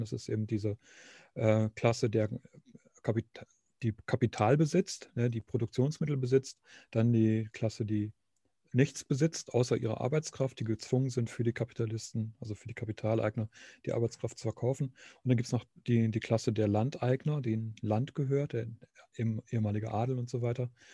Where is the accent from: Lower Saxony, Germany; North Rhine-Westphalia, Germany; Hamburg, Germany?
Lower Saxony, Germany; Nordhorn; moved away as an adult; also born or lived in Münster; ich komme aus äh, eigentlich aus Nordhorn, also Grafschaft Bentheim.